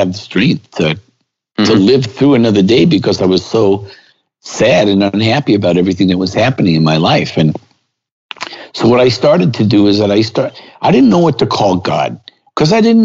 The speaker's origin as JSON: {"language": "English", "town": "New York City", "region": "New York", "country": "United States", "tie": "born or raised there", "said": "I grew up in Brooklyn a long time before Brooklyn was cool."}